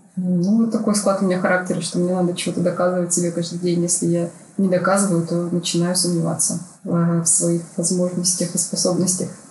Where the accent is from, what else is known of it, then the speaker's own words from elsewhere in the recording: Barnaul, Altai Krai, Russia; moved away as an adult; also born or lived in Saint Petersburg; я архитектор из Барнаула новоиспечённый, я решила, что нужно переезжать в Питер